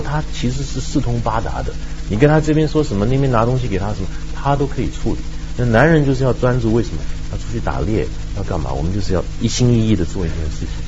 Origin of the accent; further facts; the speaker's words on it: Taiwan; 我觉得我们在台湾就生活很自在